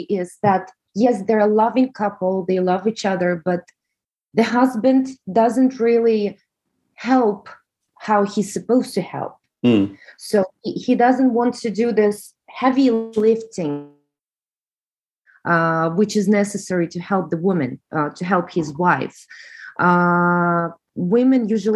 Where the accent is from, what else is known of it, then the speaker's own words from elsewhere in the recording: Russia; accent: Russian; English is a second language; moved away; you hear from my accent that I'm Russian